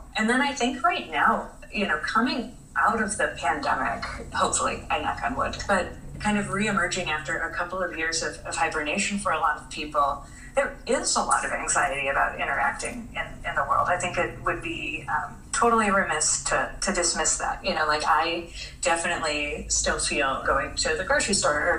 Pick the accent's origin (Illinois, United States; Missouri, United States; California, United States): Illinois, United States; Chicago; I'm a Chicagoan